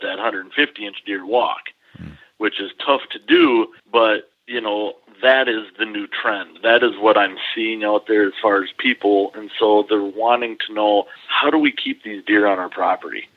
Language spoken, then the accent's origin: English; Dodgeville, Wisconsin, United States; I grew up here in Dodgeville